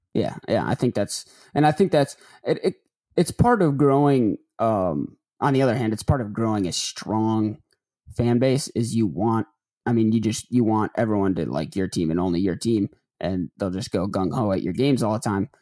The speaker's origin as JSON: {"language": "English", "area": "Detroit area", "region": "Michigan", "country": "United States", "tie": "born or raised there", "also_born_or_lived": "Chicago / Atlanta", "moved": "as an adult", "lives_now": "Memphis, United States", "said": "I'm not from Detroit, but I'm from the area"}